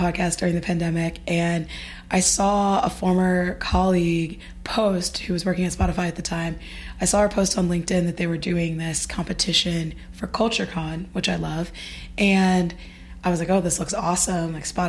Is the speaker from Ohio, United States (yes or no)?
yes; Dayton, Ohio, United States; moved away as an adult; now in Brooklyn, United States; as I just said. I live in Brooklyn, but I'm originally from Dayton, Ohio.